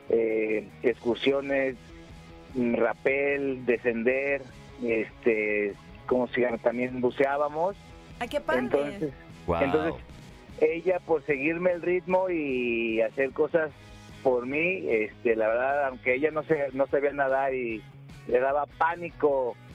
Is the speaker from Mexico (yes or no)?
yes; Guadalajara, Jalisco, Mexico; Soy de aquí de Guadalajara, como De Guanatos.